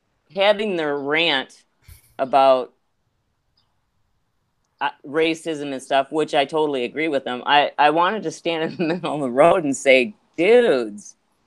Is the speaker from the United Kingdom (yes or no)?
no; Ireland; because I'm so Irish